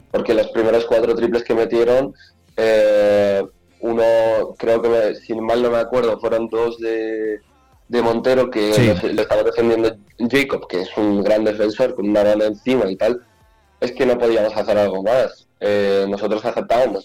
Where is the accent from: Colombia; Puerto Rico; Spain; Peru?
Spain; also born or lived in Ukraine; Nací allí y a los nueve años me vine aquí a España con mi madre